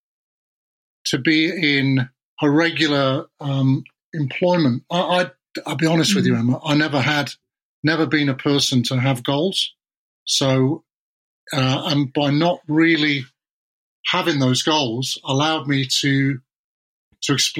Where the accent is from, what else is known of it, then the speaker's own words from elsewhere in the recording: South Wales, United Kingdom; I was born in South Wales